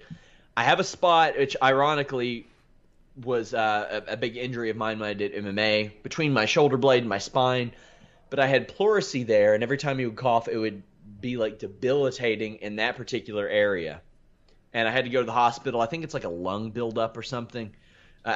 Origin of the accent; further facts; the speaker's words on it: United States; I'm American